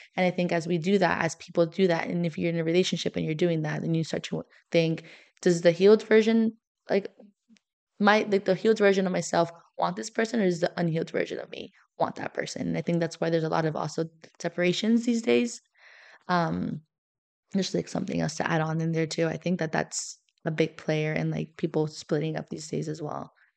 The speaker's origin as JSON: {"language": "English", "town": "Miami", "region": "Florida", "country": "United States", "moved": "as an adult", "lives_now": "St. Louis, United States", "said": "I'm from Miami"}